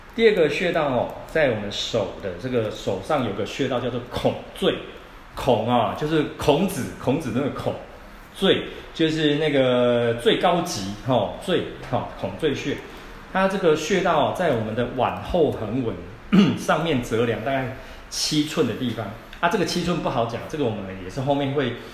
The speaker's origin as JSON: {"language": "Chinese", "country": "Taiwan", "said": "我们台湾人哦，其实吃东西的内容很杂"}